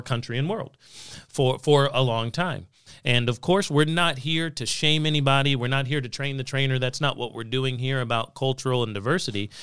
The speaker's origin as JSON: {"language": "English", "region": "Southern California", "country": "United States", "tie": "born or raised there", "said": "I grew up in California. in several of the years of the nineteen nineties. And, uh, was in Southern California"}